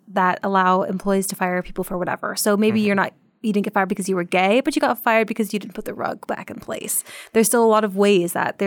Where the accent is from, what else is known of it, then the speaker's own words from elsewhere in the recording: Portland, Oregon, United States; I'm from Portland, Oregon